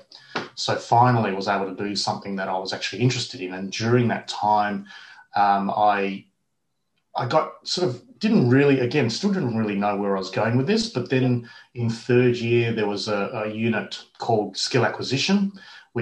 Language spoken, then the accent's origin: English; Perth, Western Australia, Australia; I was born in Perth and I grew up in Perth